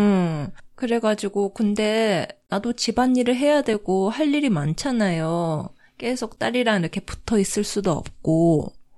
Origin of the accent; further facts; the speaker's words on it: Japan; also born or lived in South Korea; 私韓国生まれ日本育ち